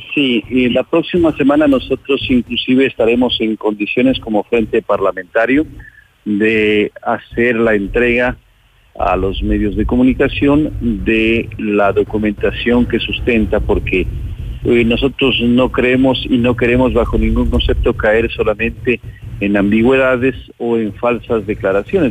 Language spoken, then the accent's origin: Spanish; Ecuador; como ecuatorianos